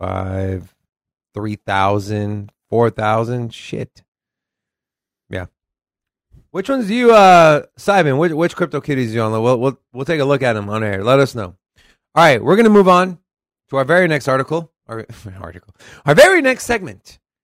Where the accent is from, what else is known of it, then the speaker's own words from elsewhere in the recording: Texas, United States; accent: Southern; I'm from Texas. So. There's my southern accent, you guys.